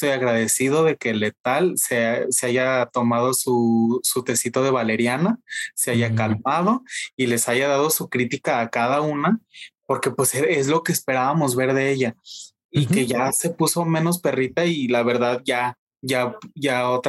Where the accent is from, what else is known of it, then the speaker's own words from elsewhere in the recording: Mexico; yo, yo, siendo mexicano